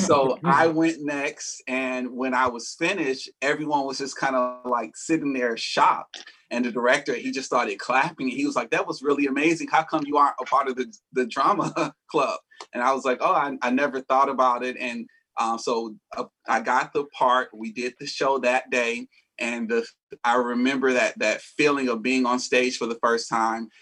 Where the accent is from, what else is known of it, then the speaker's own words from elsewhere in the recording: Atlanta, Georgia, United States; I am also from Atlanta, Georgia. I was born and raised here.